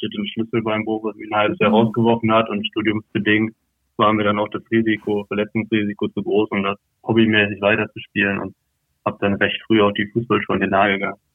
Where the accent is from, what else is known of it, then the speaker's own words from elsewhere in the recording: Lotte, North Rhine-Westphalia, Germany; also born or lived in Berlin; bin ich in Lotte aufgewachsen und hatte immer einen sehr, sehr engen Bezug zu Osnabrück hier